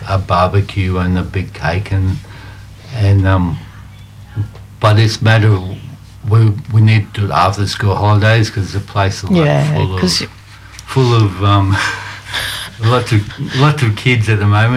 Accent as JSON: {"language": "English", "town": "Redcliffe", "region": "Queensland", "country": "Australia", "tie": "born or raised there", "said": "I grew up in Redcliffe, just north of Brisbane."}